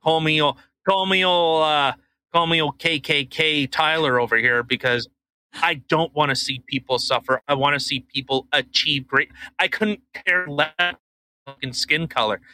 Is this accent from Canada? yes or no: yes; Canada; I'm Canadian, and uh, you know, this is how we do things up here